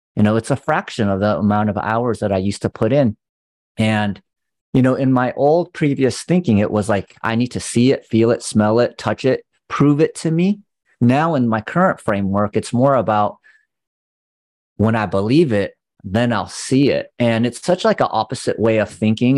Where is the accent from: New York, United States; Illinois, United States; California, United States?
California, United States; growing up in California